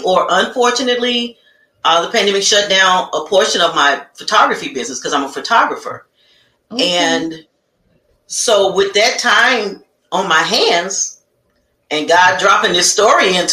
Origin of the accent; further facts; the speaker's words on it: Chicago, Illinois, United States; I am born and raised from the south side of Chicago.